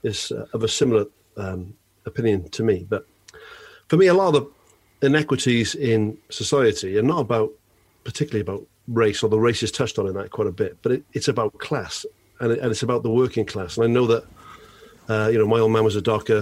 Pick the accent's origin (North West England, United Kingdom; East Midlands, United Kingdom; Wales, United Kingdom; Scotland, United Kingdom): Wales, United Kingdom; as a Welsh lad growing up playing union